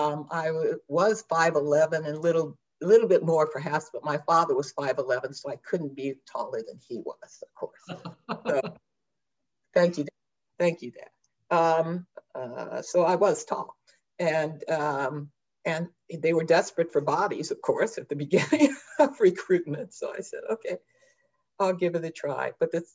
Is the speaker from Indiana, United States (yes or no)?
yes; Indianapolis, Indiana, United States; moved away as an adult; also born or lived in Philadelphia, Pennsylvania; I grew up in Indianapolis, Indiana.